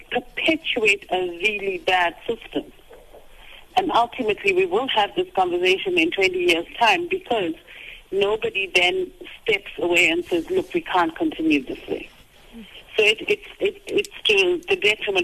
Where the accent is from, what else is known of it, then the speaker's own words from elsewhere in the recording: South Africa; as a South African